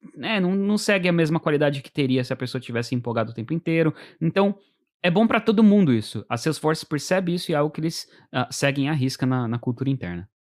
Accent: São Paulo, Brazil; moved away as an adult; now in United States; eu vim da periferia de São Paulo.

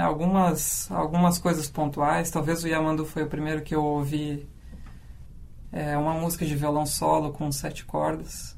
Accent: Canguçu, Rio Grande do Sul, Brazil; eu vim lá do interior, né? De Canguçu

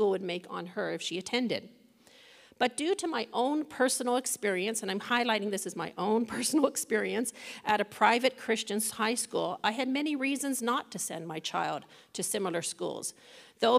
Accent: Toronto, Ontario, Canada; After growing up in the Young Lawrence area of Toronto, I moved out on my own, living in one of the more challenging parts of the city

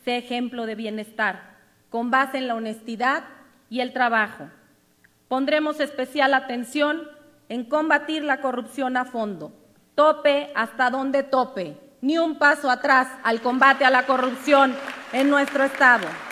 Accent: Guerrero, Mexico; mi Estado, porque aquí nací, aquí crecí

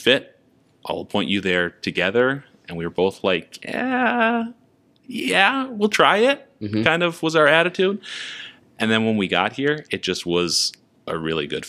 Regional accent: Minnesota, United States; also born or lived in Sioux Falls / New Jersey; I'm from Minnesota

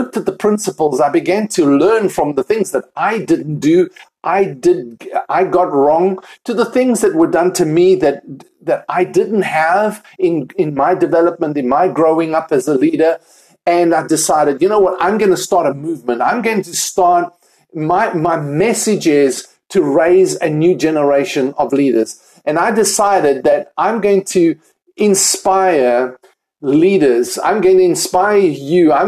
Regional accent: Cape Town, Western Cape, South Africa; moved away as an adult; also born or lived in United Kingdom; now in Pennsylvania, United States; I am originally from South Africa, Cape Town, South Africa, and moved to the United Kingdom about 10 years ago

